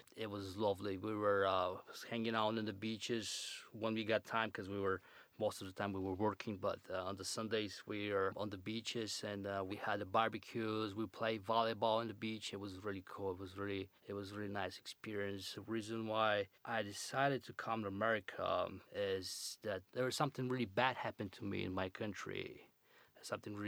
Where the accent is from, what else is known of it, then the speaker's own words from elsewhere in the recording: Plovdiv, Plovdiv Province, Bulgaria; English is a second language; moved away as an adult; now in Chicago, United States; I was born in Bulgaria and I grew up in my born city, Plovdiv, called Plovdiv